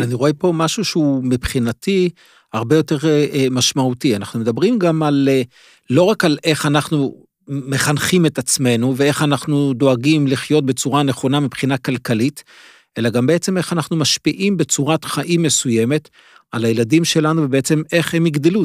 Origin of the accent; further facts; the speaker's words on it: Jerusalem, Jerusalem District, Israel; דירה של עמידר, שלושה חדרים, בשכונה מאוד קשה בירושלים